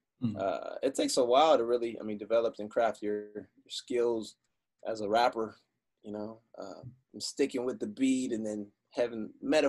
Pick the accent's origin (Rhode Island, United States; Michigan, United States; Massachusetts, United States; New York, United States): Michigan, United States; I grew up in Michigan.